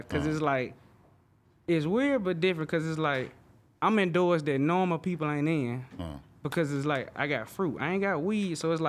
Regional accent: Alabama, United States; moved away; I'm from Alabama

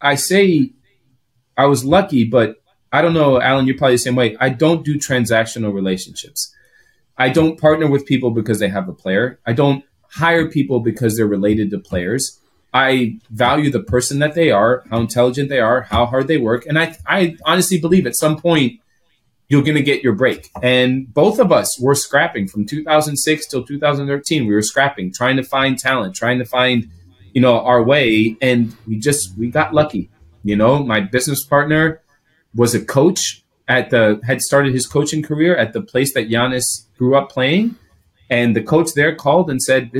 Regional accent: Greece; first language Greek; English is a second language; also born or lived in Chicago, United States; now in United States; I'm Greek. That's my home, right? That's my first language. It's my native tongue.

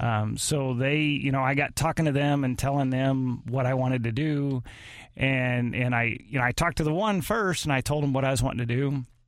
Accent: Arnold, United States; we lived in Arnold. I grew up in Arnold.

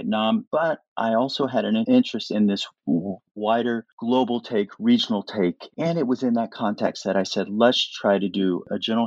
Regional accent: Kansas City, Missouri, United States; moved away as an adult; also born or lived in Washington, D.C. / Canada; when I left Kansas City, where I grew up

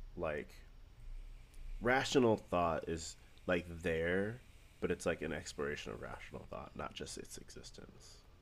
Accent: St. Louis, Missouri, United States; I'm from Saint Louis

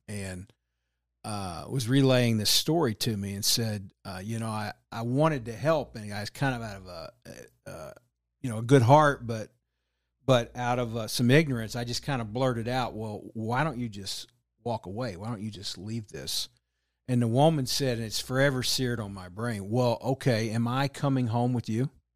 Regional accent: Texas, United States; now in Kansas City, United States; I'm originally from Texas, but moved up here, um, in oh eight

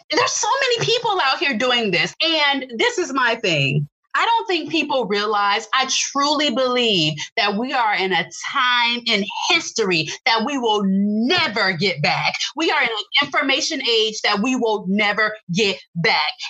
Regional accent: Tampa, Florida, United States; now in Orlando, United States; And I'm from Tampa, born and raised in Tampa.

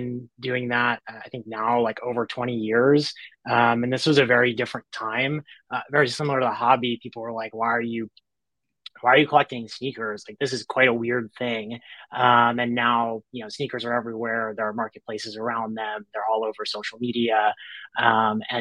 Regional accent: New York, United States; now in Los Angeles, United States; I'm originally from New York. I live

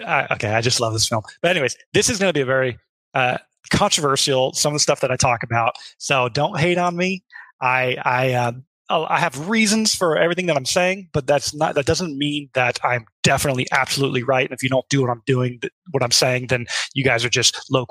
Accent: Midwest, United States; I grew up in the Midwest

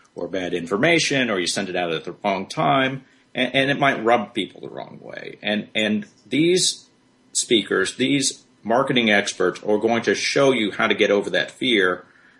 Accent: Birmingham, Alabama, United States; Birmingham is my hometown. I grew up here

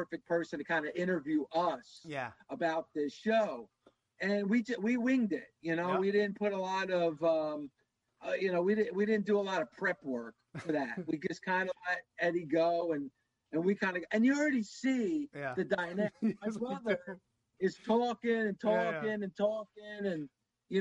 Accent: New Jersey, United States; my brother grew up a Devils fan, obviously, because we're from Jersey

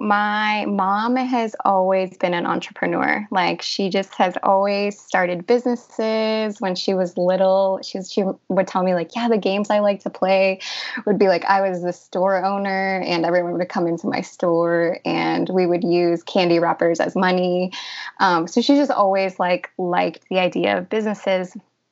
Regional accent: Illinois, United States; also born or lived in Peru; Yeah. So I was born in Peru. My parents came to the United States in Illinois when I was 5 years old. So I was there for the first 5 years of my life.

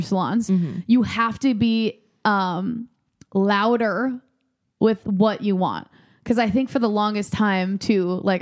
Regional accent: Midwest, United States; moved away; I was raised in the Midwest where you're not legally allowed to spend more than $26 on a haircut.

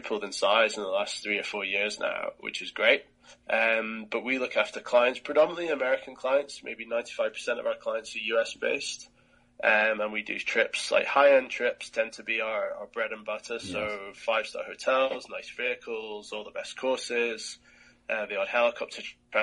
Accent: East Lothian, Scotland, United Kingdom; I grew up in East Lothian

